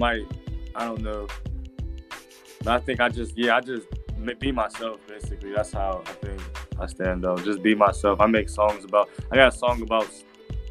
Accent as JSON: {"language": "English", "town": "Steubenville", "region": "Ohio", "country": "United States", "moved": "yes", "said": "That's where I'm from. I'm from Steubenville, Ohio"}